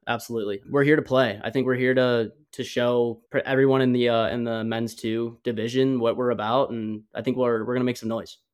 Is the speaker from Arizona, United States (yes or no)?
yes; Phoenix, Arizona, United States; Growing up in Phoenix, Scottsdale area, I pretty much played all over the all over the valley